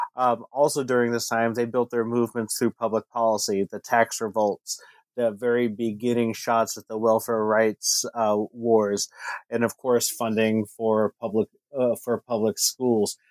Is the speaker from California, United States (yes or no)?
yes; California, United States; growing up in one of the most racially diverse uh, cities uh, in California